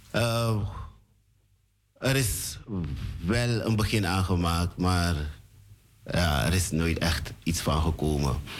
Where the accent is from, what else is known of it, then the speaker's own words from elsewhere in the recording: Suriname; Born in Suriname